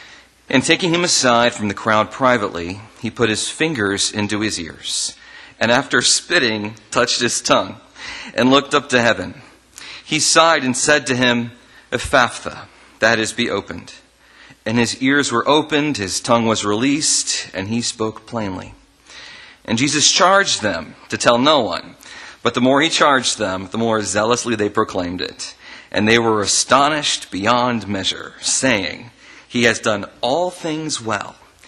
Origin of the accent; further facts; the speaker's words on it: Ohio, United States; also born or lived in north of the US; And I am originally from Ohio, but I've lived all over the north in differing places.